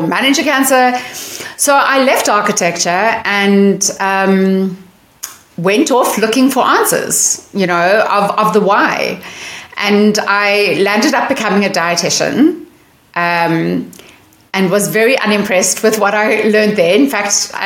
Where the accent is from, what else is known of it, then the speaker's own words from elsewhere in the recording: South Africa; now in Seattle, United States; as you may hear from my accent, I'm not born in America. I'm born in South Africa